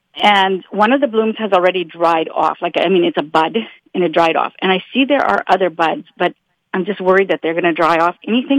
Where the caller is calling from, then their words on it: Oak Bluff, Manitoba, Canada; Oak Bluff.